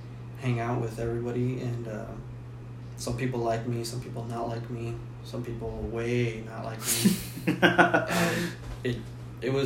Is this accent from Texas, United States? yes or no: yes; Pleasanton, Texas, United States; moved away; also born or lived in San Antonio, Texas; Got to move out of Pleasanton to go to San Antonio.